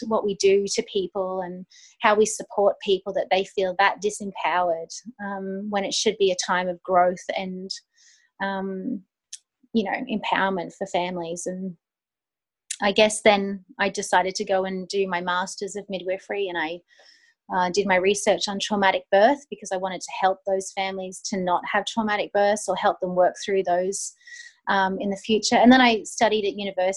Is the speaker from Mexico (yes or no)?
no; Australia; moved away as an adult; also born or lived in United Kingdom; I'm Australian